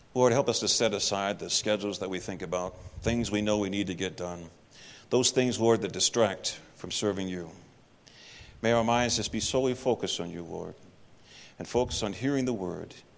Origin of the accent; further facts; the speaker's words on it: Texas, United States; moved away; I'm actually from Texas